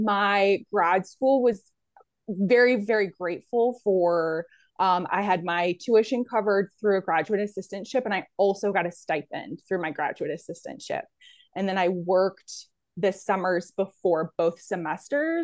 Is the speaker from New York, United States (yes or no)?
yes; Central New York, United States; moved away as an adult; also born or lived in Pennsylvania / South Carolina; now in Southeastern Virginia, United States; I'm originally from New York, Central New York, and I went to undergrad there